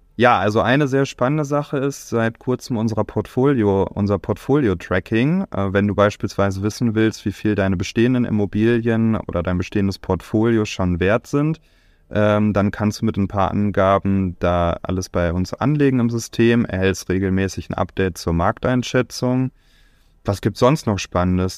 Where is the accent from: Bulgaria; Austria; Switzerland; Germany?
Germany; Bielefeld, North Rhine-Westphalia; in meiner Heimat in Bielefeld